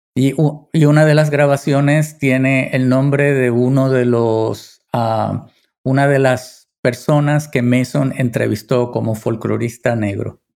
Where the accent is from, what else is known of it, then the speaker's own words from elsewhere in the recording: Puerto Rico; mi tierra